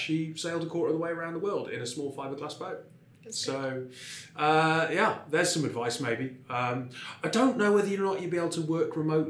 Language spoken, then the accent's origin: English; North East England, United Kingdom; My accent doesn't betray it, but I'm from the northeast.